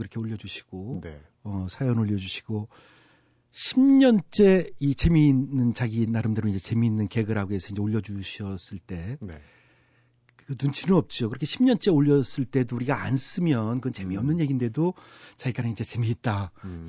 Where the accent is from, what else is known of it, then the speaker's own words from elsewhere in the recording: Chungcheong, South Korea; 제가 충청도 출신이니까